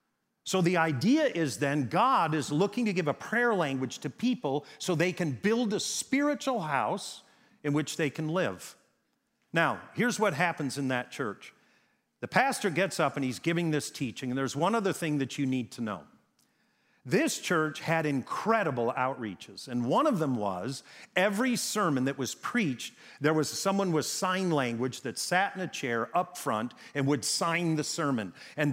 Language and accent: English; Wisconsin, United States; I was raised on a farm in Wisconsin. My family did not go to church.